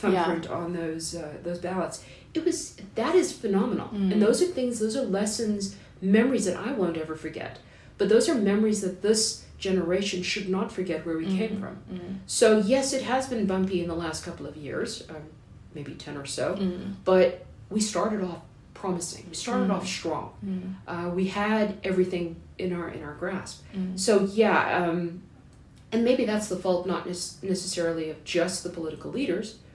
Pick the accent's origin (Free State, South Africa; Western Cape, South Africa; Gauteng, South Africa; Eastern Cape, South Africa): Eastern Cape, South Africa; also born or lived in United States; I was born in the US, so yes, I am an American, but I've lived in South Africa for over 40 years. I grew up in the Eastern Cape